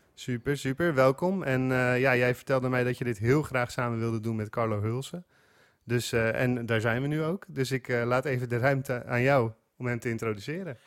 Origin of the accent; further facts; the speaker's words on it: Netherlands; als Nederlander